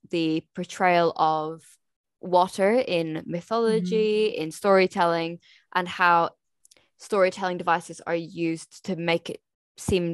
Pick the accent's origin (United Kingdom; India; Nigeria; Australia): United Kingdom; Scotland; I'm from Scotland